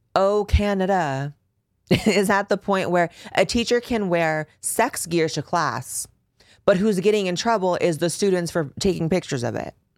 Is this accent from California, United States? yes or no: yes; Bay Area, Northern California, United States; I grew up in California, baby. I grew up in Northern California. I grew up running through the Bay Area.